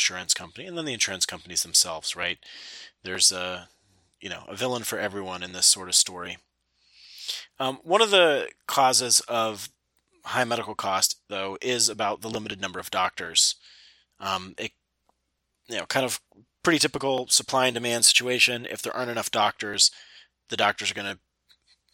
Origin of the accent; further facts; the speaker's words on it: United States; being American